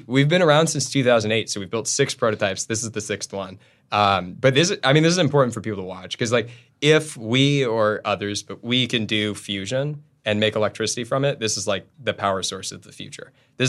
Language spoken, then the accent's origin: English; Los Angeles, California, United States; I'm from Los Angeles.